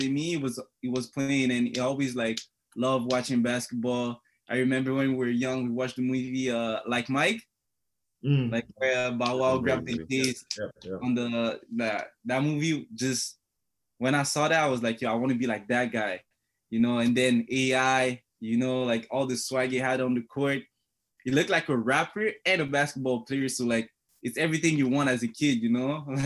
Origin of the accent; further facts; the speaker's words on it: Montreal, Quebec, Canada; moved away as an adult; also born or lived in Congo / Thetford Mines, Quebec; now in Sault Ste. Marie, Canada; I came in Montreal when I was young, like maybe 3 years old.